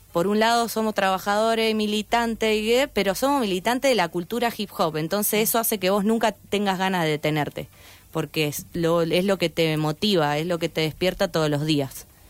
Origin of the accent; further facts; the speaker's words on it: Santa Fe, Argentina; yo soy de zona sur, tengo 26 años